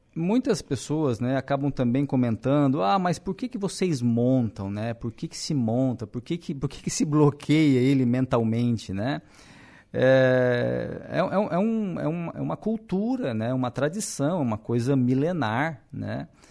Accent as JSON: {"language": "Portuguese", "town": "Araranguá", "region": "Santa Catarina", "country": "Brazil", "tie": "born or raised there", "said": "sou natural de Araranguá mesmo."}